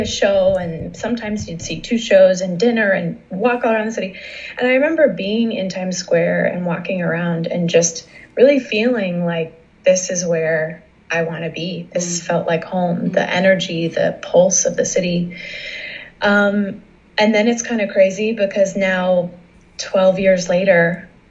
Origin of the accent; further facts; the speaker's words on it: Massachusetts, United States; moved away; I'm originally from Massachusetts.